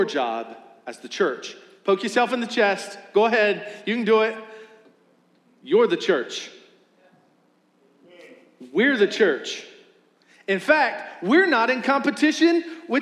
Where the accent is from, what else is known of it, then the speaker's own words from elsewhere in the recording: West Virginia, United States; now in Richmond, United States; I'm from West Virginia. I've got roots there